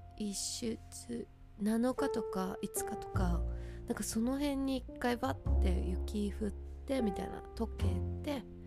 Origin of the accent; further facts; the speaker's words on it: Hokkaido, Japan; moved away; その時に北海道に帰ろうと思ってたら